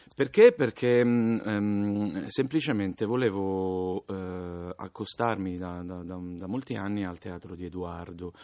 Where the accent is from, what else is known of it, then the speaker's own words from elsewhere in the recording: Palermo, Sicily, Italy; Sono palermitano